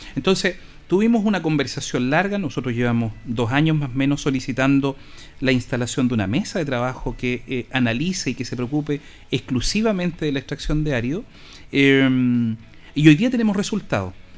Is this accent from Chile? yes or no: yes; Linares, Maule, Chile; yo soy hijo del Coya, viví aquí poquito más allá